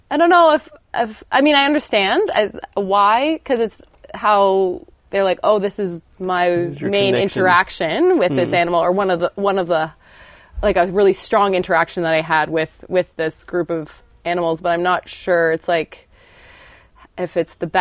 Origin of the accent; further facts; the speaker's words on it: Ontario, Canada; moved away as an adult; now in Australia; I'm originally from Canada, and in Ontario, where I grew up